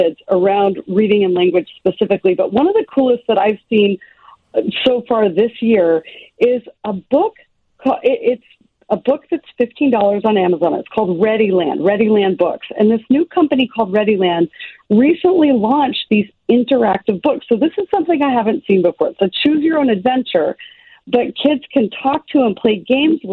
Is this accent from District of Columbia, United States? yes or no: no; Kenai, Alaska, United States; I grew up in Kenai, Alaska, and I was working by around the age of 7